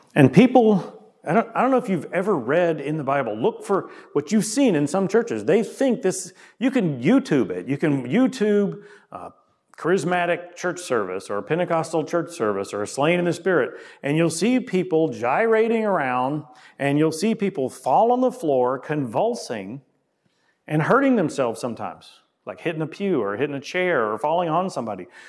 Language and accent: English; a southern US state, United States; my home state and other southern states. In the deep south